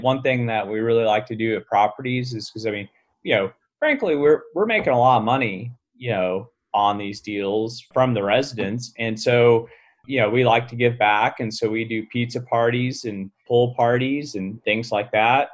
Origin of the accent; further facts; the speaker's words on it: Fort Worth, Texas, United States; I'm from Fort Worth, Texas